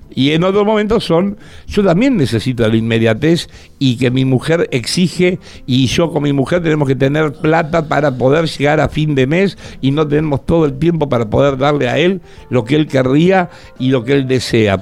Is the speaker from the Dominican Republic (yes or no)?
no; Argentina; como buen argentino que soy